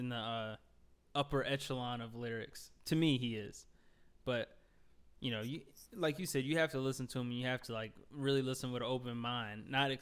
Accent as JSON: {"language": "English", "town": "Miami", "region": "Florida", "country": "United States", "tie": "born or raised there", "said": "I was born in Miami"}